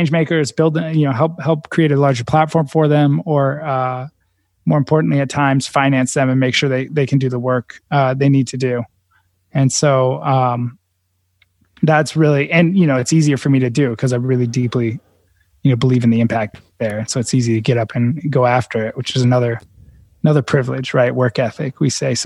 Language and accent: English; Silicon Valley, California, United States; I grew up in Silicon Valley.